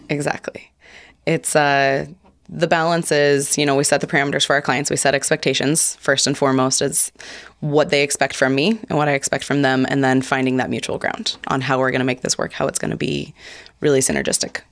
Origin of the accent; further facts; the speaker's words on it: Hope, Idaho, United States; born and raised in Hope, Idaho